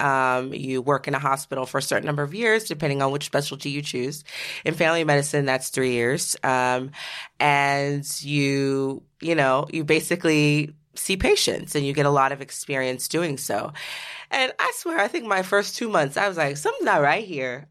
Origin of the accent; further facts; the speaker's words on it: Seattle, Washington, United States; I grew up in Seattle, Washington